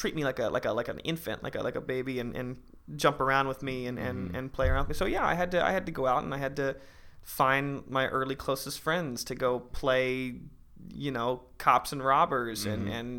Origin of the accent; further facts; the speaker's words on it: Orlando, Florida, United States; I kind of pick and choose Orlando, yeah. To be honest. It's kind of where my deepest relationships from childhood per se right. still come from is Orlando.